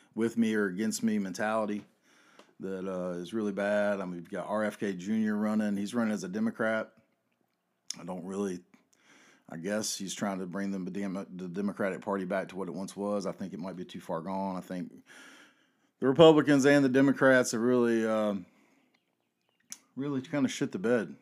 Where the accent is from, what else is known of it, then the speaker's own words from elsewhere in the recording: the South, United States; I grew up in the South